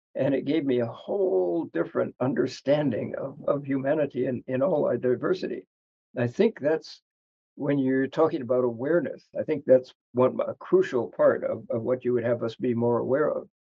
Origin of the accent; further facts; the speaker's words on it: United States; as an American